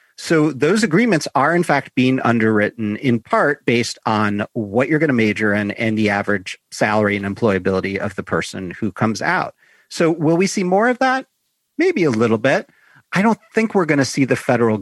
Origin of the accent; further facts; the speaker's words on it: Chicago, Illinois, United States; So I grew up in Chicago